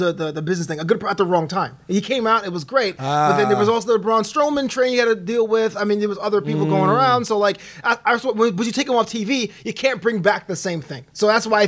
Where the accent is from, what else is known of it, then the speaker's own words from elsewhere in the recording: New York City, New York, United States; I'm born and raised in Brooklyn myself